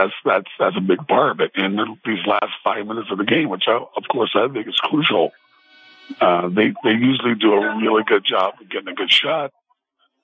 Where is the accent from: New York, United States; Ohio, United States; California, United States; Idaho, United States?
California, United States; Sacramento; we're in my hometown